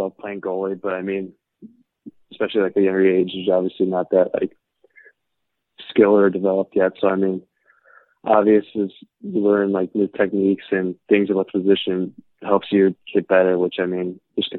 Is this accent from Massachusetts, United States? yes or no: no; South Lyon, Michigan, United States; Yeah, so I grew up in South Lyon, Michigan. I've lived here almost my whole life, and it's located 20 minutes from Plymouth, where the USHL is.